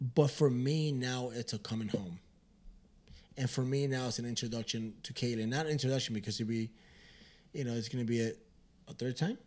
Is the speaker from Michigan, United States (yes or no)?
yes; Michigan, United States; we're pendejos from Michigan